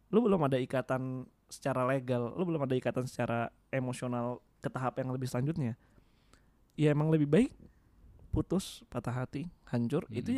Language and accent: Indonesian; Java, Indonesia; gue sebagai orang Jawa keinget satu kata-kata sih dalam bahasa Jawa Gusti Allah boten sare